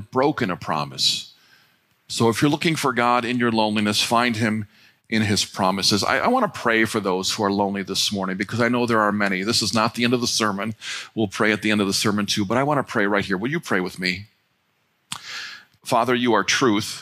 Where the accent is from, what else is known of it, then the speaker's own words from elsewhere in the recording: North Royalton, Ohio, United States; We grew up on Bennett Road right over here in North Royalton